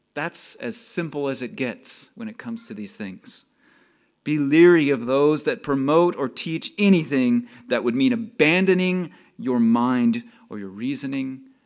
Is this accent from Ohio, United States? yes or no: no; Texas, United States; accent: Texas; moved away; I'm from Texas. If you couldn't tell, I can talk more of a Texas accent